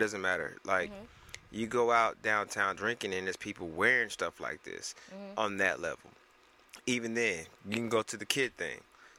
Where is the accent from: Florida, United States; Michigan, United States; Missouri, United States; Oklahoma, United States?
Oklahoma, United States; Growing up in Oklahoma